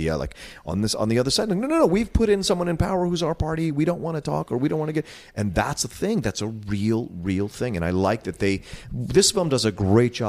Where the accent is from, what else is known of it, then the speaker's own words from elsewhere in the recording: East Coast, United States; growing up on the East Coast